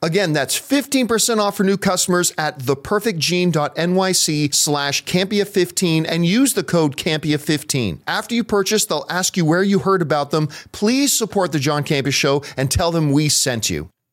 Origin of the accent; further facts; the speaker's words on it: Canada; now in United States; I am Canadian